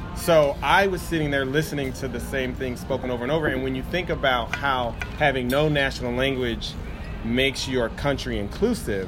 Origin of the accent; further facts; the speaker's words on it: Midwest, United States; I am a Midwest born and raised American